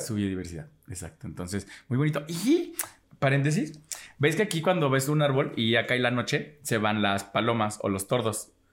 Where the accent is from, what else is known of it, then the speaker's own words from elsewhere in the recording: Mexico; soy mexicana